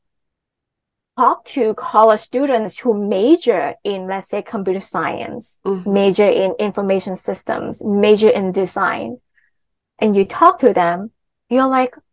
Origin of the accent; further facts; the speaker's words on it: Hong Kong; I'm from Hong Kong